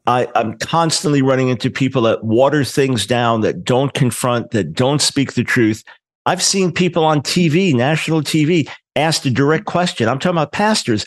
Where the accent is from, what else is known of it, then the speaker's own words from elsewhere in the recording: New York, United States; I'm a New Yorker, New York Jew